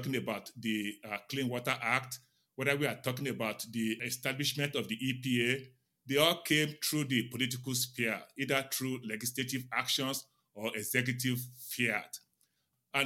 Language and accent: English; Nigeria; now in Silver Spring, United States; I grew up in Nigeria